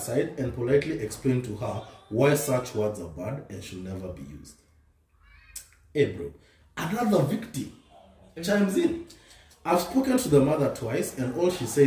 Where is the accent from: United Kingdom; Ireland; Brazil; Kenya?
Kenya; Western; me and Tony were growing up in Western